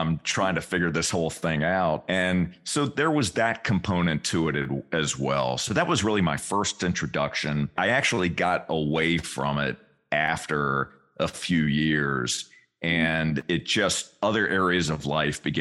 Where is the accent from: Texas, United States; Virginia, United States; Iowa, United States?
Virginia, United States; Richmond; I grew up in Richmond, Virginia, central part of the state